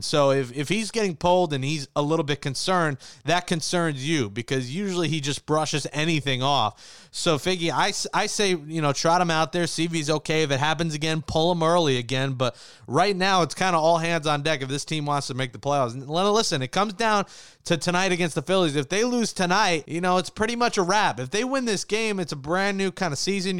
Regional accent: New York City, New York, United States; I'm originally from Little Neck

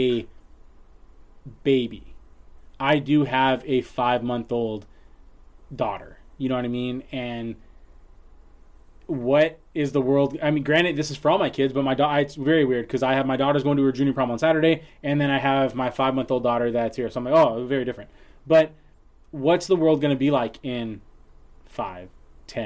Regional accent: San Leandro, California, United States; growing up in San Leandro

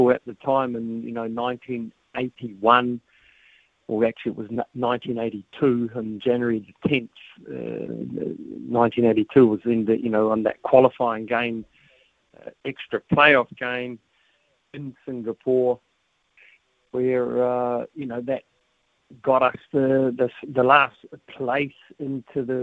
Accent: Wellington, New Zealand; we're old boys from Rongotai

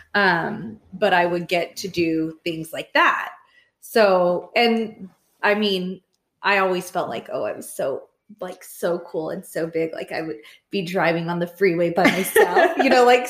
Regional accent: Clovis, California, United States; High school in Clovis, yes. But remember, I lived in the poor part.

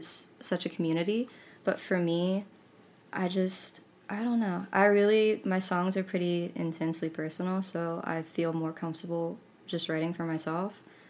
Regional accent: Pittsburgh, Pennsylvania, United States; moved away as an adult; now in Nashville, United States; No, I'm from Pittsburgh, Pennsylvania. I came down about 6 years ago.

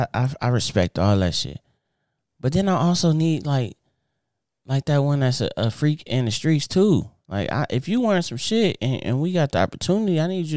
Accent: Inglewood, California, United States; So like I grew up in Inglewood.

